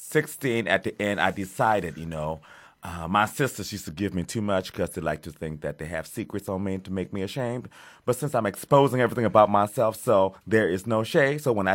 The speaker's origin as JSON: {"language": "English", "country": "Liberia", "said": "I'm not American. I'm Liberian. My mother's grandmother is from America."}